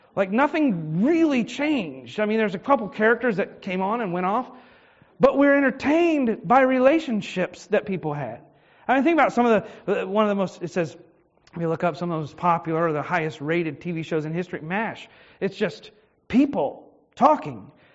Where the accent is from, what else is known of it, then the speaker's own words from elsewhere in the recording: Richmond, Virginia, United States; I was born in Henrico Doctors, and, I, and I've lived in the Richmond area most of my life.